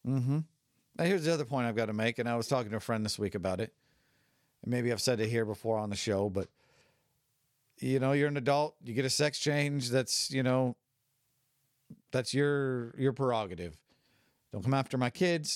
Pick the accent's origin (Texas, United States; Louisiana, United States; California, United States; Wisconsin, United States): California, United States; I grew up in California